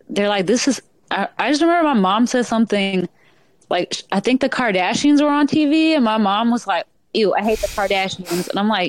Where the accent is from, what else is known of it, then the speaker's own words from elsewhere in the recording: a little bit south of Atlanta, Georgia, United States; I grew up a little bit south of Atlanta.